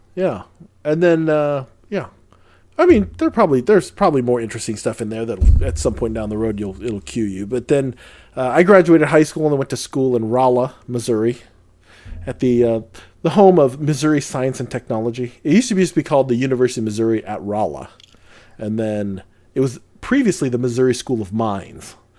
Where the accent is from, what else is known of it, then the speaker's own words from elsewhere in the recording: Lucena, Calabarzon, Philippines; moved away; I was born in the Philippines